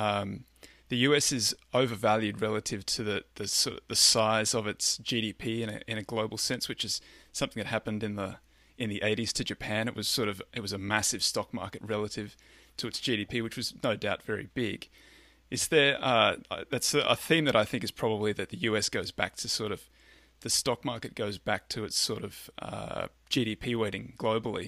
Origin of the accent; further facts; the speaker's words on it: Australia; I was born in Australia, raised in Australia.